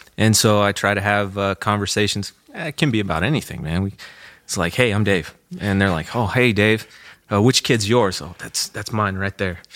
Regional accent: Goodland, Kansas, United States; I grew up on a farm south of, uh, Goodland.

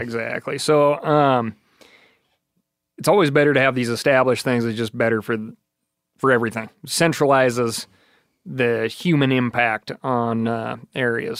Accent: Wyoming, United States; growing up in Wyoming

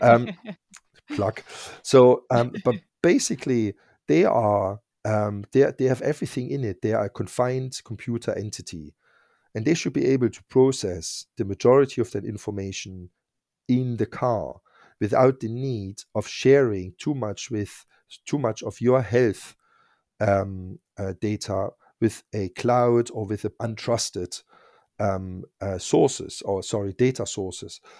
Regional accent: East Germany, Germany; English is a second language; moved away as an adult; also born or lived in Berlin; now in United Kingdom; I grew up in East Germany

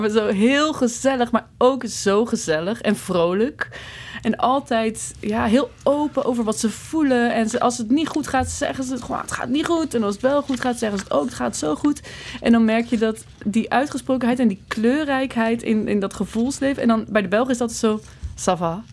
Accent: Netherlands; moved away as an adult; now in Belgium; als Nederlander in het begin, joh, oh, toen ik hier voor het eerst kwam

